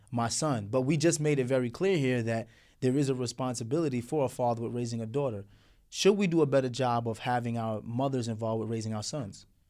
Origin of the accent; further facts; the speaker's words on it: New York City, New York, United States; we, we grew up in Brooklyn during the nineties